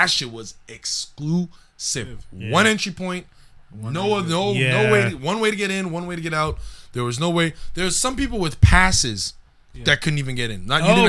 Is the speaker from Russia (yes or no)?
no; Montreal, Quebec, Canada; I'm from Montreal, I'm a comic.